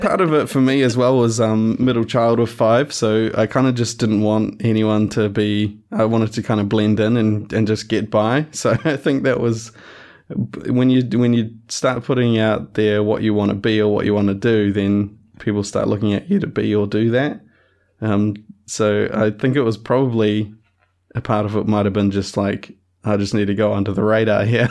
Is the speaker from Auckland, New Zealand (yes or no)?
no; Christchurch, Canterbury, New Zealand; also born or lived in West Coast, New Zealand; I grew up in Christchurch, but moved to, moved to the West Coast for four years or so and then came back for, um, for fifth form